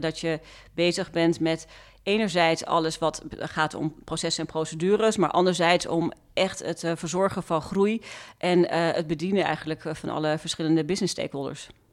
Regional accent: Zoetermeer, South Holland, Netherlands; ik ben dus opgegroeid in Zoetermeer

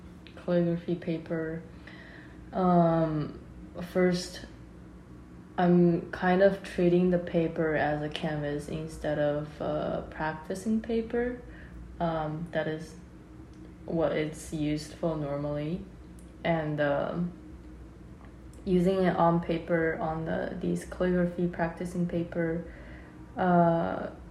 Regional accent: Hong Kong; moved away; also born or lived in China / Rhode Island, United States; I'm from Hong Kong, and I grew up in Hong Kong and China

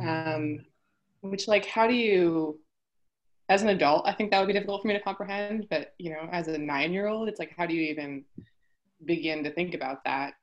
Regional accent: Poway, California, United States; also born or lived in Houston, Texas; i'm from poway um, I was born here in San Diego, but we actually moved to Texas

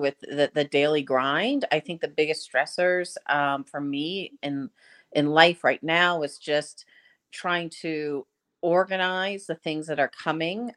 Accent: Massachusetts, United States; moved away as an adult; now in Washington, D.C., United States; I am originally from Massachusetts

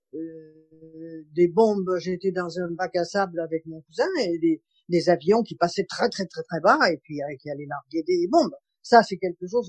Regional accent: Marseille, Provence-Alpes-Côte d'Azur, France; moved away as an adult; also born or lived in Paris region; now in Seine-et-Marne, France; Je suis née à Marseille, je suis restée à Marseille jusqu'à 18 ans

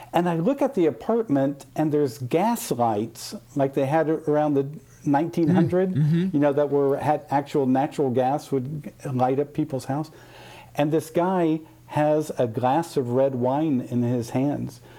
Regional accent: Midwest, United States; I grew up in the Midwest

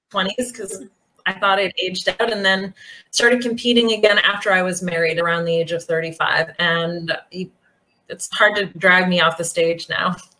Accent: Bath, Maine, United States; moved away as an adult; now in Belgrade, Serbia; born and raised um, in a small town in Maine, uh, Bath, Maine

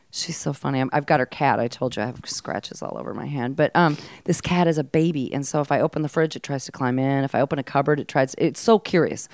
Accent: Mankato, Minnesota, United States; moved away; also born or lived in Hawaii; I was raised in Mankato, Minnesota

